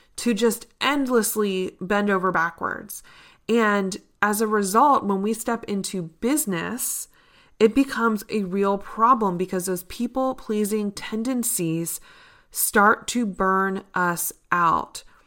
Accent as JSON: {"language": "English", "town": "Richmond", "region": "Virginia", "country": "United States", "tie": "born or raised there", "said": "here in my hometown of Richmond, Virginia"}